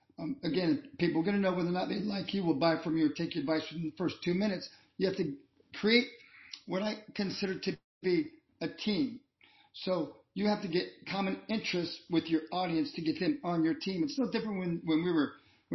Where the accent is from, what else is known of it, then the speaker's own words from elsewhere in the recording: Columbus, Ohio, United States; I'm from Columbus, Ohio